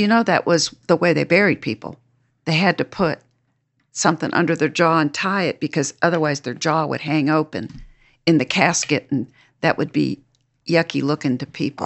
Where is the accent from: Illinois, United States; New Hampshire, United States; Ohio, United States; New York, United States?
New Hampshire, United States; when I was growing up in New Hampshire